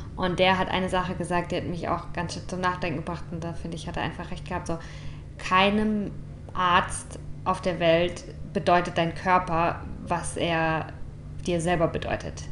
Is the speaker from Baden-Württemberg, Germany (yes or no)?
yes; St. Leon-Rot, Baden-Württemberg, Germany; Ich komme aus St. Leon Roth.